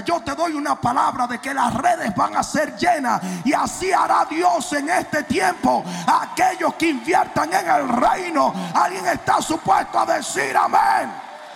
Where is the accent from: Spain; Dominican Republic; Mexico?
Dominican Republic; Santo Domingo; now in United States; en Santo Domingo uno vivía como un murciélago. Porque los papás vivían apagando. Yo llegué a los Estados Unidos